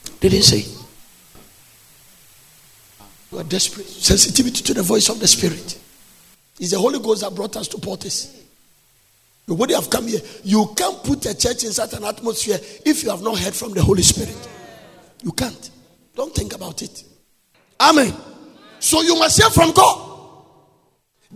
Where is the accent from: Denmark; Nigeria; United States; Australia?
Nigeria; accent: Nigerian English; I'm using a Nigerian English.